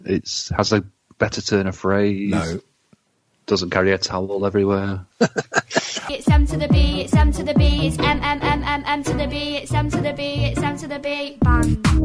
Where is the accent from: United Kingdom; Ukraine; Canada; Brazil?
United Kingdom; England; we're English